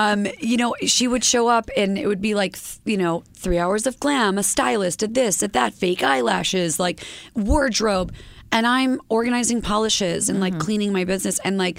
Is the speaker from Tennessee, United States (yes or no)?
no; upstate New York, United States; I'm from upstate New York.